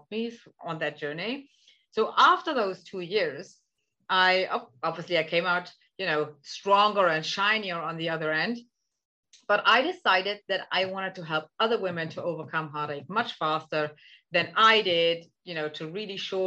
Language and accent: English; Germany; now in Netherlands; I'm originally from Germany. I live in the Netherlands